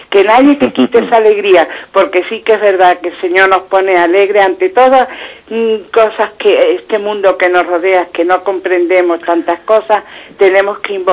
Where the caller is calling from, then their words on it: Malaga, Andalusia, Spain; llamo de Málaga pues felicitarle una vez más por este programa tan maravilloso